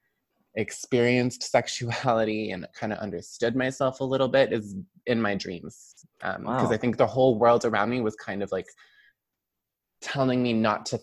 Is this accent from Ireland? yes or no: no; Brampton, Ontario, Canada; also born or lived in Toronto; I grew up in Brampton primarily